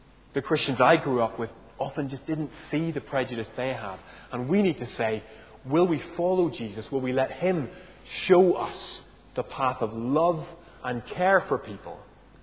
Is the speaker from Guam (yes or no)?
no; Northern Ireland, United Kingdom; moved away; I grew up in Northern Ireland.